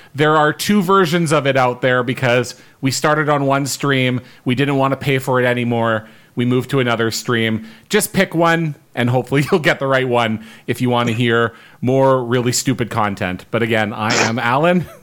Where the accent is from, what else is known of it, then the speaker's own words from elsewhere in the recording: Winnipeg, Manitoba, Canada; we're all Winnipeggers